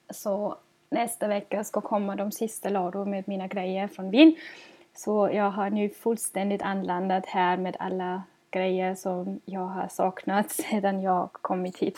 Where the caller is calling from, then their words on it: Gothenburg, Västra Götaland, Sweden; och jag kommer till er från Göteborg i Sverige.